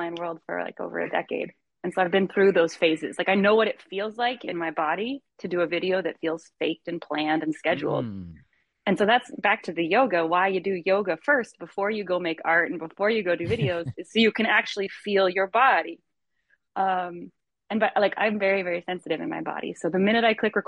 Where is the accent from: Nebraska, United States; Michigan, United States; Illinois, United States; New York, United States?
Michigan, United States; I grew up in Michigan